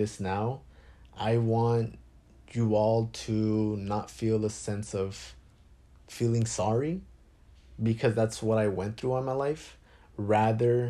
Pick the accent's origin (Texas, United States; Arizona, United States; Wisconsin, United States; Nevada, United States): Arizona, United States; Phoenix; I was born in Phoenix, Arizona